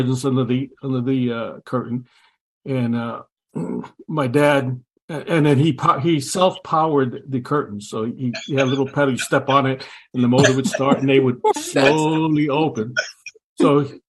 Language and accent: English; New York City, New York, United States; I grew up in the Bronx, New York